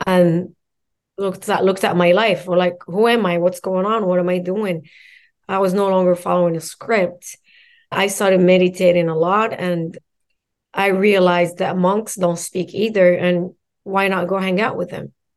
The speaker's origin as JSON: {"language": "English", "country": "Morocco", "tie": "born or raised there", "moved": "yes", "lives_now": "United States", "said": "I'm born and raised in Morocco"}